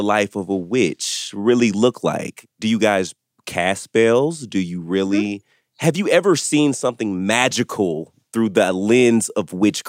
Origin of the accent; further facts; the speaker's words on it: the South, United States; I'm from the South too, right?